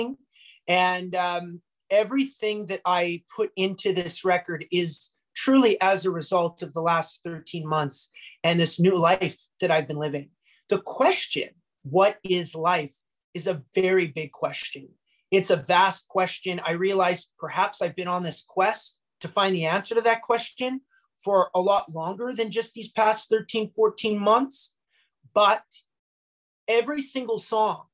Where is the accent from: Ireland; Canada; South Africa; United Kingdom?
Canada; Bonnyville, Alberta; We're both here from Bonnyville